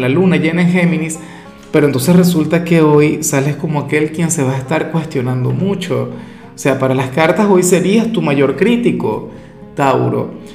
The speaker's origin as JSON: {"language": "Spanish", "country": "Venezuela", "said": "yo particularmente soy, claro, venezolano"}